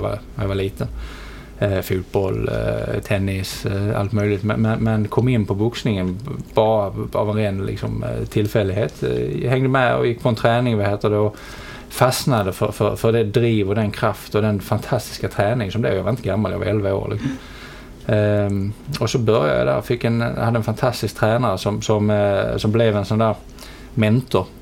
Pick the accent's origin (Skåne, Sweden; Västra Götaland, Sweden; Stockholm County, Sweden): Skåne, Sweden; Helsingborg; accent: Scanian; also born or lived in London; jag är, som eh, dialekten antyder eh, skåning.